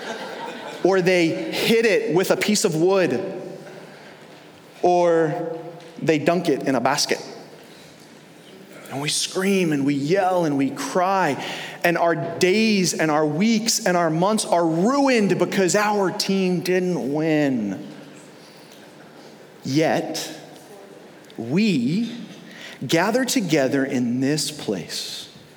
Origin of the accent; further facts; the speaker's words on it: New York, United States; now in Florida, United States; growing up in New York, we didn't really have any pro teams or college teams to root for